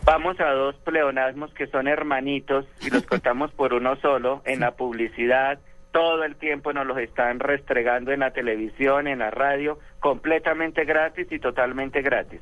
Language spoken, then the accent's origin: Spanish; Tolima, Colombia; yo soy tolimense